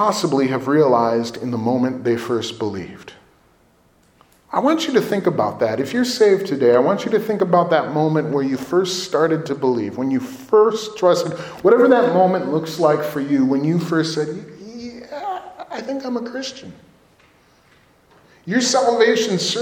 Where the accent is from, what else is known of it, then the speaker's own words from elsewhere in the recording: Villa Park, Illinois, United States; When I was a grade school age kid, I grew up in Villa Park